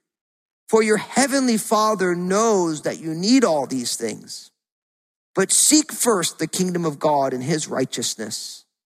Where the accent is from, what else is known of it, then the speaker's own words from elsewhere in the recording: New Jersey, United States; Growing up in New Jersey, there was all those seagulls down at the beach